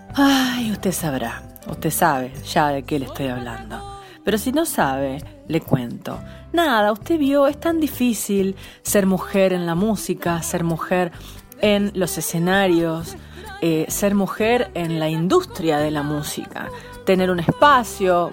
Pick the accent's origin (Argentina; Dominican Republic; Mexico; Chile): Argentina; San Nicolás de los Arroyos, Buenos Aires Province; nací en San Nicolás de los Arroyos, en provincia de Buenos Aires, y que una gran parte de mí se crió escuchando la trova rosarina